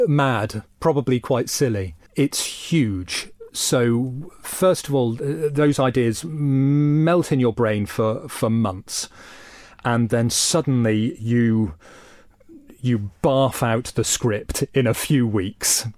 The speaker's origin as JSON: {"language": "English", "country": "Isle of Man", "tie": "born or raised there", "moved": "as an adult", "said": "the Isle of Man and this wonderful place that I grew up"}